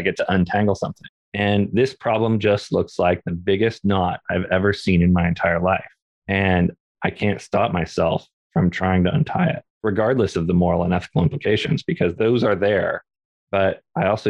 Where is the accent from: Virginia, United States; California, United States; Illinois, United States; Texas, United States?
California, United States; Orange County; also born or lived in Topanga, California; I grew up in a very non-diverse area. We had a pretty sizable Latinx community down in Orange County in California